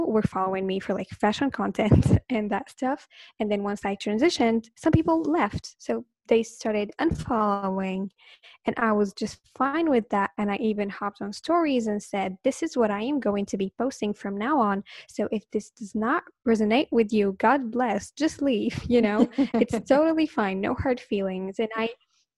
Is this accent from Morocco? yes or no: yes; Morocco; English is a second language; I am from Morocco